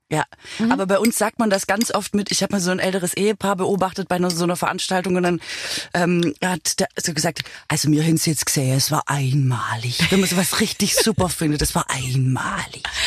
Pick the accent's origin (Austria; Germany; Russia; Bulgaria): Germany; Swabia; now in Berlin, Germany; Ich bin ja Schwäbin